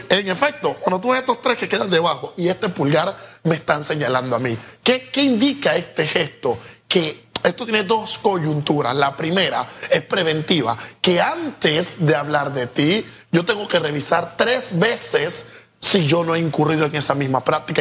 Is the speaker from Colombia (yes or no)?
no; Panama; Nosotros como panameños